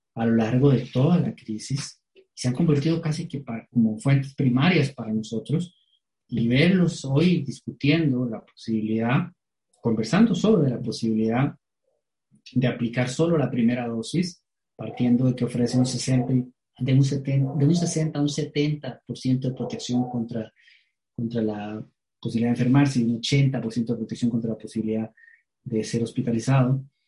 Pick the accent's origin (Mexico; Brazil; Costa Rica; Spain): Costa Rica; como costarricenses